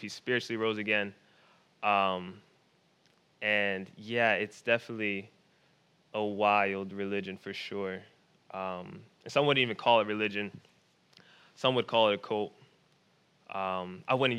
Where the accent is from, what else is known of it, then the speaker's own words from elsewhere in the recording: Philadelphia, Pennsylvania, United States; I grew up in Philadelphia. I grew up in Philly